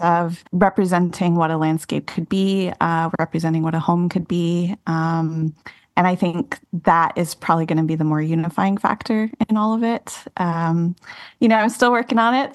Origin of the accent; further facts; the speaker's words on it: Austin, Texas, United States; moved away as an adult; also born or lived in New York City; Austin is my hometown